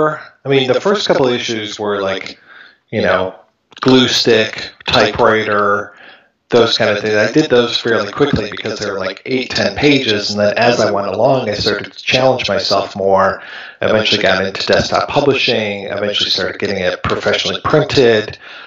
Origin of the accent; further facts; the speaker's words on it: Michigan, United States; also born or lived in Ohio; I grew up, I was born in Ohio, and then I moved up to Michigan when I was two, and so I've been here ever since.